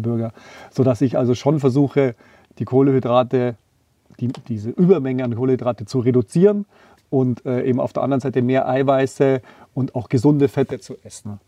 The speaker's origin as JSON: {"language": "German", "town": "Tegernsee", "region": "Bavaria", "country": "Germany", "tie": "born or raised there", "said": "Ist ja auch ein Stück weit meine Heimat, im Tegernsee geboren, unterhalb vom Wallberg"}